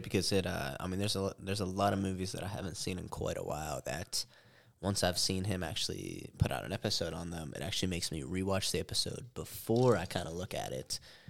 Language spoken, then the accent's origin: English; Pennsylvania, United States; moved away as an adult; now in Las Vegas, United States; I'm originally from Pennsylvania. I moved out here to Las Vegas in order to get in the cannabis industry.